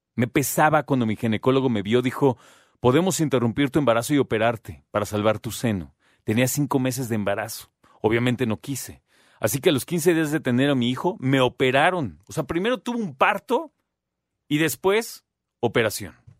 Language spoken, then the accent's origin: Spanish; Mexico